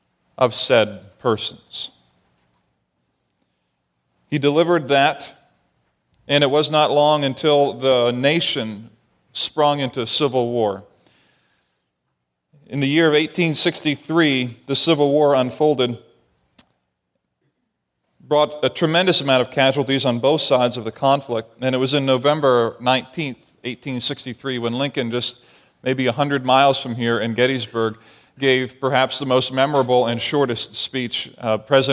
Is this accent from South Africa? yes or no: no; Barbados; And I saw this as a child growing up in the Caribbean on an island in Barbados that was populated primarily by the slave trade.